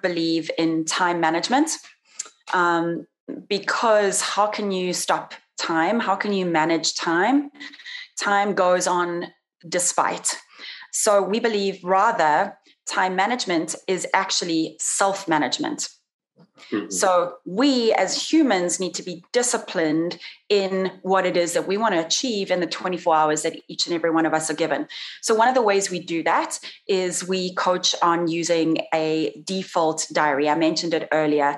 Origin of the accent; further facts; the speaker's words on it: South Africa; moved away as an adult; also born or lived in Brazil / Italy; now in Las Vegas, United States; when I came back to South Africa to go through university